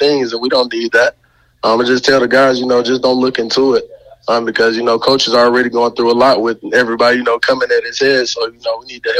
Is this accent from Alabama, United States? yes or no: yes; Montgomery, Alabama, United States; moved away; I'm from Montgomery, Alabama